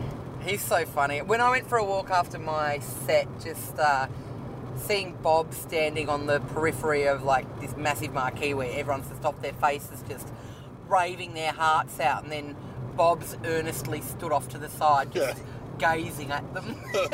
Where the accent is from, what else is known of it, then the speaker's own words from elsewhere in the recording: Canberra, Australian Capital Territory, Australia; moved away as an adult; also born or lived in Taiwan; now in Melbourne, Australia; I'm from Canberra.